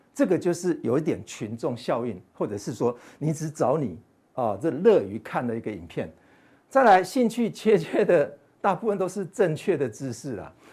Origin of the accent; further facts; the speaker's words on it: Taiwan; 我们台湾人是不是也犯傻了哈